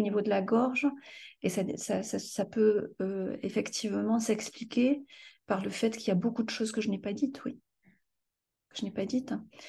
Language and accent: French; France; also born or lived in Morocco; je suis ici en France depuis l'âge